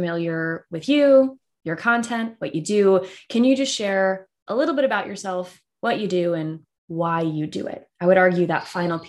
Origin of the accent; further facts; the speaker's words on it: Southwestern Virginia, United States; I grew up in what I would call the north of the South. So Southwestern Virginia.